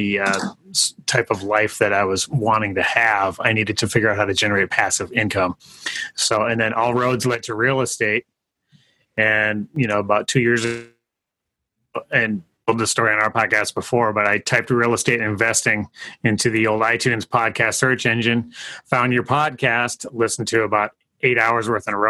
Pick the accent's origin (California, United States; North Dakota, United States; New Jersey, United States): North Dakota, United States; Fargo; Fargo, North Dakota, upper Midwest, baby.